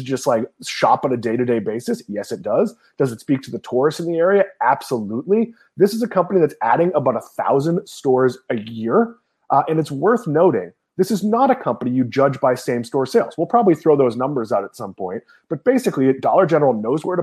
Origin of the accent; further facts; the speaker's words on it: Swampscott, Massachusetts, United States; When I was a kid growing up in Swampscott, Massachusetts